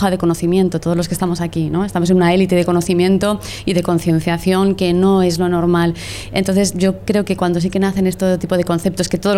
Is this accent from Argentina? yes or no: no; Spain; una sociedad como la española, en concreto la española, que como bien sabéis es la sociedad, es el país más viejo del mundo, ya lideramos el ranking